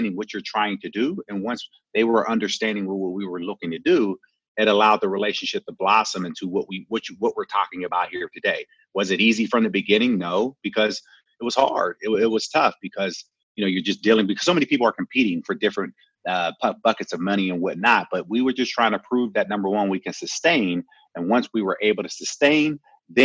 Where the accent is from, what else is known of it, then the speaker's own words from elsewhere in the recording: Pittsburgh, Pennsylvania, United States; also born or lived in Detroit; Born and raised in Pittsburgh, went to Eastern Michigan, played my first 4 years in Detroit, and then came back home to Pittsburgh